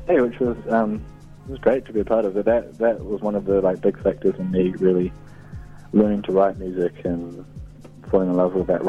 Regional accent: Opoutere, Waikato, New Zealand; a place where I grew up on the Coromandel called Opotere

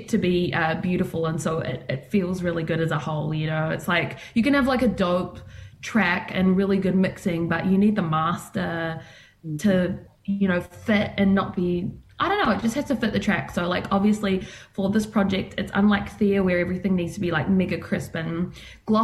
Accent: Christchurch, Canterbury, New Zealand; also born or lived in Port Waikato; I grew up in Christchurch

